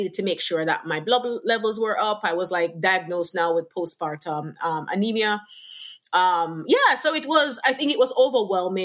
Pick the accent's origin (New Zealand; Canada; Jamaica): Jamaica; also born or lived in Lower Westchester, New York; now in New York, United States; from the Caribbean, from Jamaica, born and raised, migrated to New York